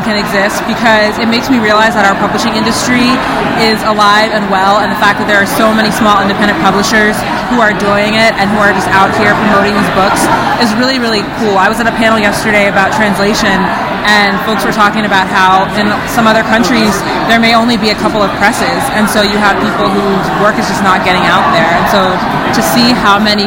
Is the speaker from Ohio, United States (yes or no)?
no; Virginia, United States; now in Philadelphia, United States; I'm a many-generation New Orleanian, although I grew up in Virginia, and I currently live in Philly.